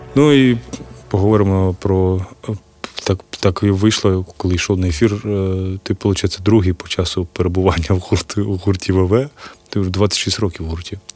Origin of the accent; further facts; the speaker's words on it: Kyiv, Ukraine; Я от з Києва